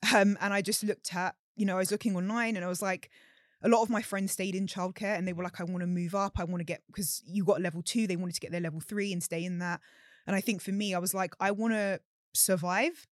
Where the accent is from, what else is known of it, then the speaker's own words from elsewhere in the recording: London, United Kingdom; growing up in London